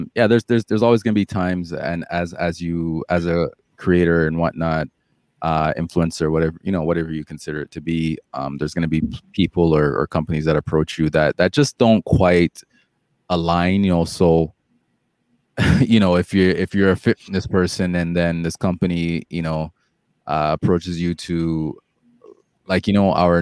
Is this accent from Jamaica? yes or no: yes; Jamaica; Like, you know, I'm Jamaican, so, you know, I'll poke the same fun at, you know, at the Jamaican culture, right?